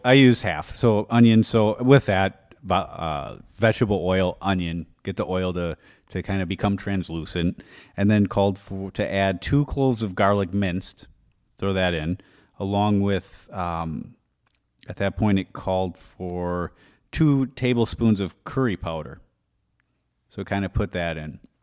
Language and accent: English; Wisconsin, United States; moved away; I'm from Wisconsin